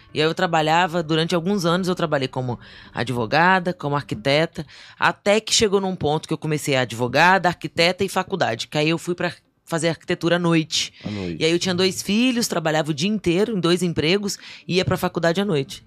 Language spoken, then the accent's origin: Portuguese; Vila Velha, Espírito Santo, Brazil; also born or lived in Distrito Federal; now in Brasília, Brazil; Eu nasci em Vila Velha